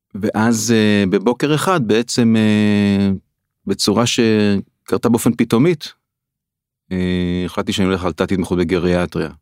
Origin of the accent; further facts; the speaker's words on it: Israel; also born or lived in Tel HaShomer housing (for two years); גדלתי אה, איפשהו כילד במושב